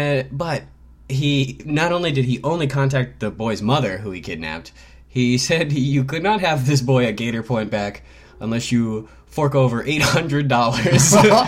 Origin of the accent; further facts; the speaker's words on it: Hawaii, United States; born there; No, I was born in Hawaii. But I lived in an adjacent